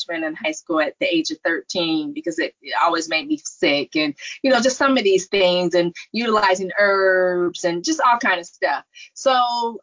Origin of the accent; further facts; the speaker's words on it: Palo Alto, California, United States; born, raised in the Silicon Valley, born at Stanford, growing up in Silicon Valley